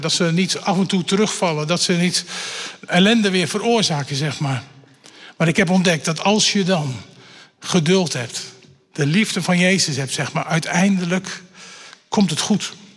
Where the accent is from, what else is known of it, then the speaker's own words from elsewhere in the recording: Elburg, Gelderland, Netherlands; Ik ben opgegroeid in Elburg, een stukje verderop zeg maar, op de Veluwe.